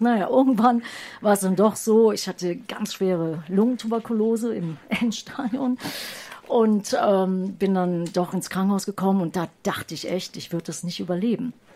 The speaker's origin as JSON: {"language": "German", "town": "Düsseldorf", "region": "North Rhine-Westphalia", "country": "Germany", "moved": "yes", "said": "ich komme ehemals aus Düsseldorf"}